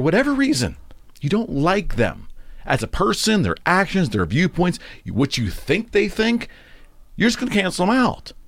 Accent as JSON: {"language": "English", "country": "United States", "said": "as an American"}